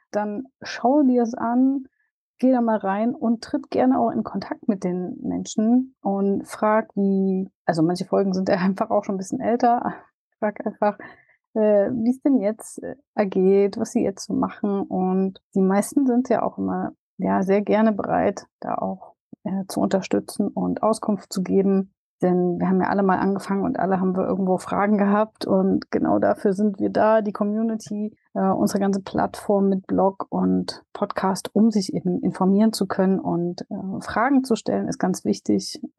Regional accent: Dresden, Saxony, Germany; auf das Event in Dresden endlich jetzt hier in meiner Heimat auf dem Campingplatz, wo ich tatsächlich äh, total gerne auch bin.

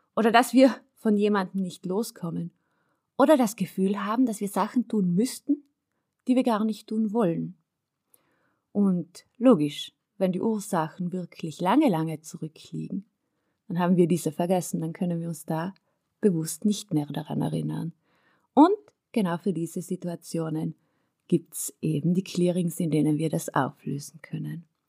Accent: South Tyrol, Trentino-Alto Adige, Italy; dass ich auf einem Bergbauernhof aufgewachsen bin in Südtirol

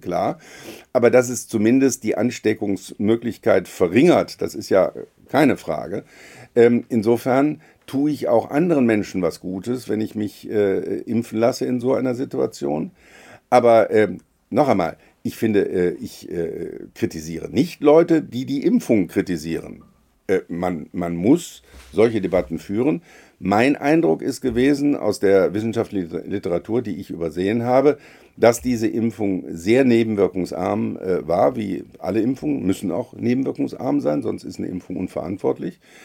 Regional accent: Rhineland, Germany; als, als Rheinländer

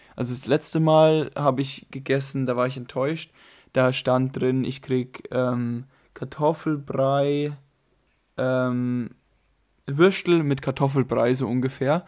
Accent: Germany; ich komme ja jetzt aus Deutschland vom Land

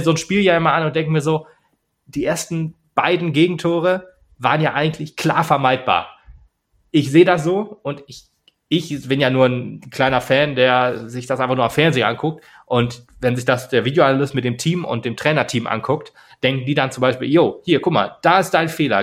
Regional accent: Germany; als Deutscher

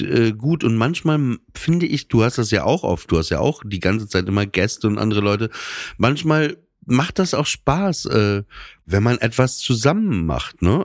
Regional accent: Papenburg, Lower Saxony, Germany; ich bin 30 Jahre alt, ich komme aus Papenburg im Emsland

